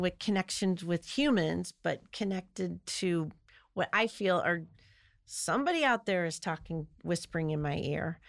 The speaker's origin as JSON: {"language": "English", "region": "Midwest", "country": "United States", "said": "I'm from the Midwest"}